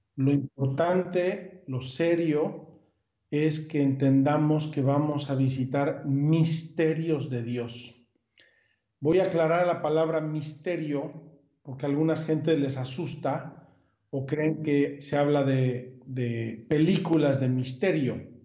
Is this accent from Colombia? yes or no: no; Puebla, Mexico; moved away as an adult; also born or lived in Jerusalem; now in Magdala, Israel; soy de Puebla originalmente